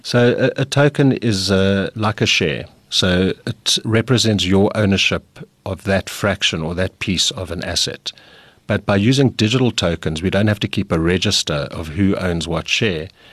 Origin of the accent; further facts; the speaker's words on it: South Africa; South Africa, we're, we're very good at getting people organized.